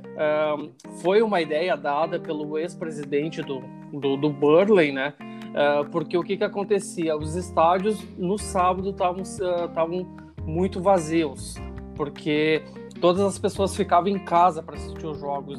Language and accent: Portuguese; Rio Grande do Sul, Brazil; now in London, United Kingdom; eu sou do sul do, do Brasil